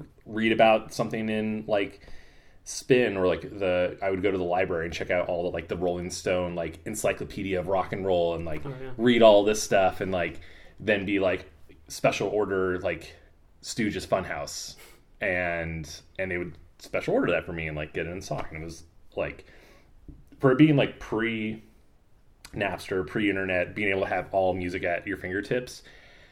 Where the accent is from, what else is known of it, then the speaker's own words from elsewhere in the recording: Moscow, Idaho, United States; moved away; also born or lived in Newport, Washington / western Washington; I am originally from Moscow, Idaho, which is a small town in northern Idaho